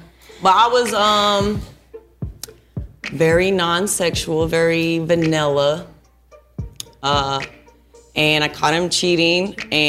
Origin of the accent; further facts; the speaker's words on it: California, United States; born there; I was born in California, but I'm an Army brat.